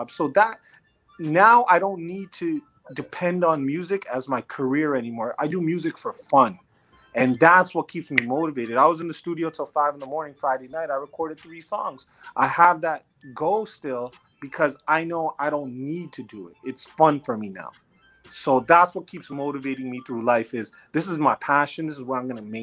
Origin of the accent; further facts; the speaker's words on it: Toronto, Ontario, Canada; growing up, being born and raised in Toronto, yes, I'm North American and I speak English